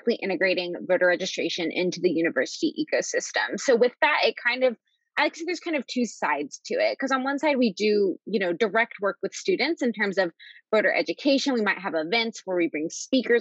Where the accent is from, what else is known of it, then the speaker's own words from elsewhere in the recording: Nashville, Tennessee, United States; moved away as an adult; now in Washington, D.C., United States; I am from Nashville, Tennessee, lived there all growing up